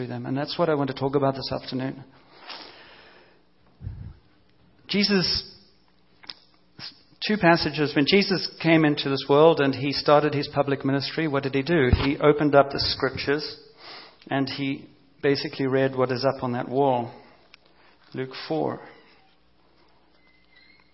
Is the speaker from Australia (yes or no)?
no; South Africa; moved away; also born or lived in Cape Town; growing up in South Africa under apartheid and the police system